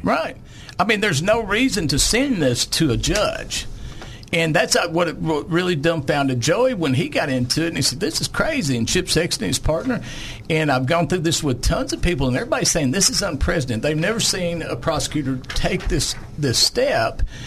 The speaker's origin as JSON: {"language": "English", "area": "Lonoke County", "region": "Arkansas", "country": "United States", "tie": "born or raised there", "said": "I was raised down in Lonoke County in the sixties and seventies on a farm"}